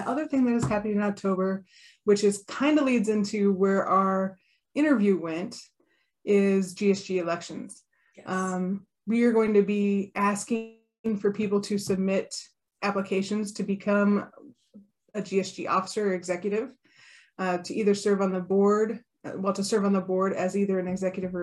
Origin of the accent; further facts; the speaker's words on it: Omaha, Nebraska, United States; I'm from Omaha